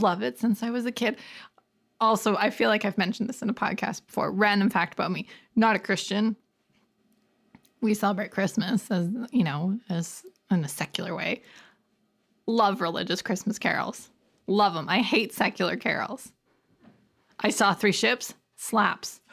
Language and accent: English; Canada; we're Canadian-y